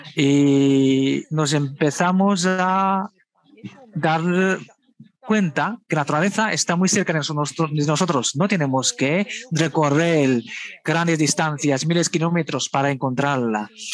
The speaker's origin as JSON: {"language": "Spanish", "region": "Shanghai", "country": "China", "tie": "born or raised there", "also_born_or_lived": "Beijing", "said": "yo no nací en Shanghai, yo nací en realidad en Pekín. Cuando yo era pequeña, vine con mis padres a Shanghai y nos instalamos en Shanghai."}